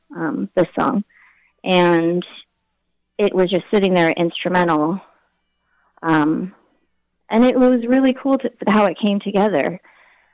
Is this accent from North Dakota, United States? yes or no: no; Oakland, California, United States; moved away as an adult; also born or lived in Berkeley, California / New York / Connecticut; now in Ohio, United States; I was raised in the Bay Area, so East Bay, California, Berkeley and Oakland, which is where I lived till right before I turned 30